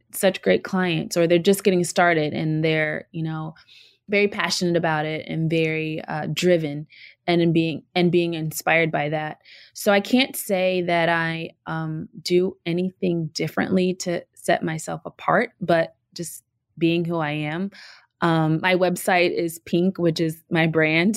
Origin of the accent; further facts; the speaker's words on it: Virginia, United States; I use y'all a lot because I'm from Virginia